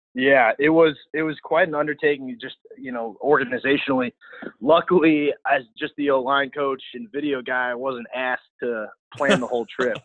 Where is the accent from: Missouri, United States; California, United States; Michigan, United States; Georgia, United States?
Missouri, United States; St. Louis; moved away as an adult; I'm from St. Louis